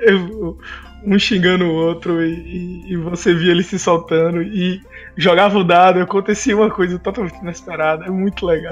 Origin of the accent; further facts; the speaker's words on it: Natal, Rio Grande do Norte, Brazil; sou aqui de Natal, do Rio Grande do Norte